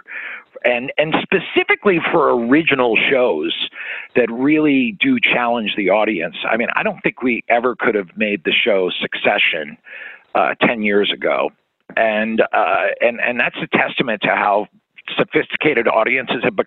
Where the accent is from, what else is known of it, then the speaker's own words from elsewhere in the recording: around Philadelphia, Pennsylvania, United States; I grew up around Philly